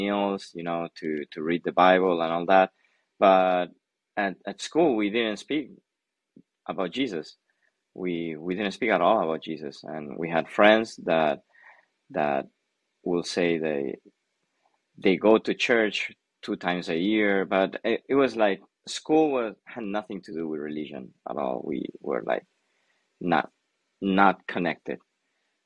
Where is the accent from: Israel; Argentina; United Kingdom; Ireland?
Argentina; I was born and raised in Argentina. My parents are Koreans, and I grew up in a Christian home in Argentina